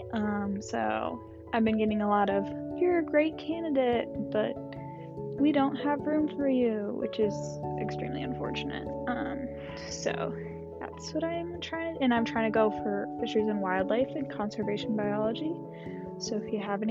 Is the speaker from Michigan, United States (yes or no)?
yes; Lansing, Michigan, United States; moved away as an adult; now in Kalamazoo, United States; I am from Lansing, Michigan, and I went to Hazlett High School